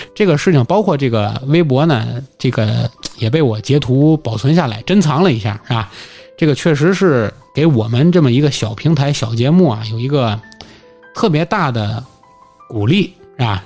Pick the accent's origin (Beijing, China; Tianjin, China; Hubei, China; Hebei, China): Tianjin, China; accent: Tianjin; 大家其实还能听出来我是一个土生土长的天津人，对吧？无论是我的方言土语，还是我的尾音，都明显是天津人